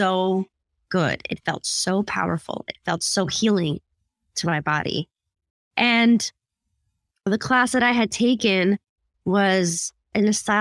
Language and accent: English; United States; also born or lived in Philippines; I'm Filipina and I married an Indian guy. But I was born in the Philippines and I came to America when I was 6 years old